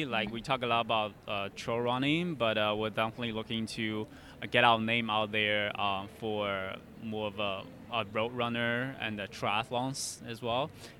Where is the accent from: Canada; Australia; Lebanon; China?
China; moved away as an adult; now in United States; It's actually in China, okay. Where my hometown is.